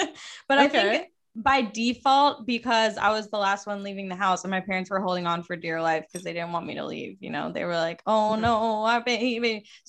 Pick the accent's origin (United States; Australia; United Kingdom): United States; Fayetteville, Georgia; also born or lived in Atlanta, Georgia; I was born in Atlanta, Georgia, mm-hmm. and then I grew up in a suburb south of Atlanta called Fayetteville.